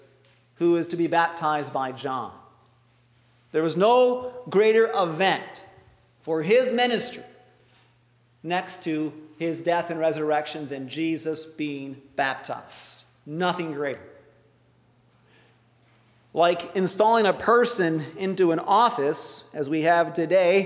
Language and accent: English; Traverse City, Michigan, United States; growing up in Traverse City